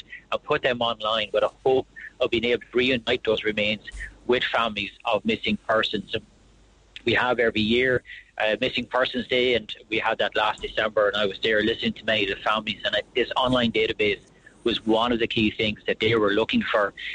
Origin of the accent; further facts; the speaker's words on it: Wexford, Leinster, Ireland; I'm from Wexford, where Tusker Rock is